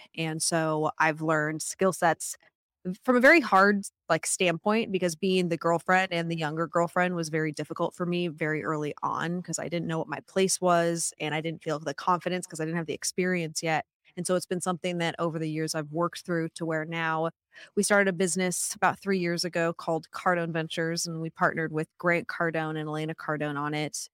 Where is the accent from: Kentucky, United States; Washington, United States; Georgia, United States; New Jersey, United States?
Washington, United States; Vancouver; I grew up in Vancouver, Washington